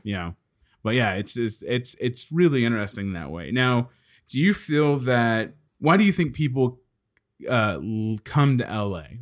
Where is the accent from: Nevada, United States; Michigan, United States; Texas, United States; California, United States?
Texas, United States; Dallas; I'm from Dallas